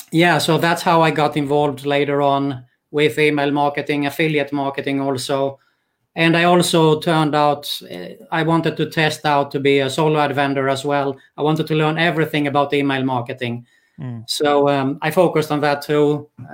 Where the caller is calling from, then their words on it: Greece; English is a second language; also born or lived in Sweden; Okay, I'm calling from Greece, in Europe.